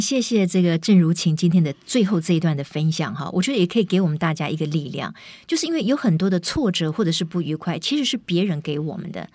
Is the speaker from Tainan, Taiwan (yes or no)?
no; Kaohsiung, Taiwan; moved away; 我回高雄看我的妈妈